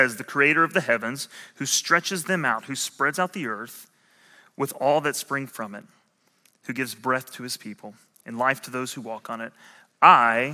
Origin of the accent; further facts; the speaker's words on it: Southern Illinois, United States; I grew up in Southern Illinois, and it wasn't the best education